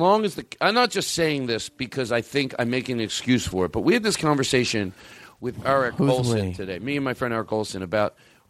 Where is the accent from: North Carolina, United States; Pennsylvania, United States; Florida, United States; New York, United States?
Pennsylvania, United States; Philadelphia; accent: Philly; moved away; I'm from Philadelphia, and I perform there